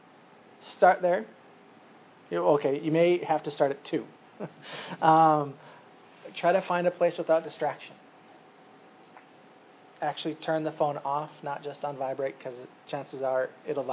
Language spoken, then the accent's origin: English; United States; as Americans